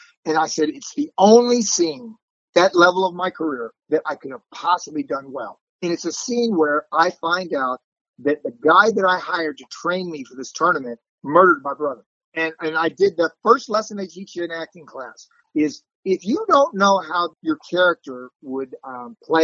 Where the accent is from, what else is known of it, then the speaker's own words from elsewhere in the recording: Florida, United States; moved away as an adult; also born or lived in Illinois; now in Los Angeles, United States; I'm from Florida.